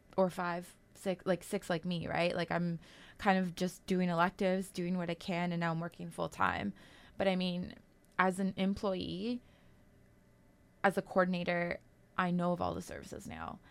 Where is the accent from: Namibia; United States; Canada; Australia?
Canada; Kitigan Zibi and Long Point First Nation, Quebec; I'm Algonquin from Kitagon, C B, and Long Point First Nation.